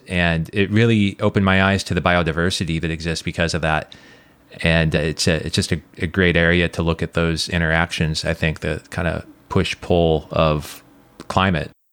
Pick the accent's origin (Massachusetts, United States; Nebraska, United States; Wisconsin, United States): Nebraska, United States; moved away; I grew up in Nebraska